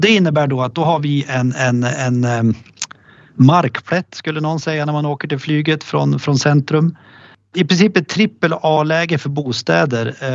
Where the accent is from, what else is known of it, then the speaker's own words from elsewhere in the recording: Östersund, Jämtland, Sweden; Östersund, alltså där, min hemstad och där vi har vårt huvudkontor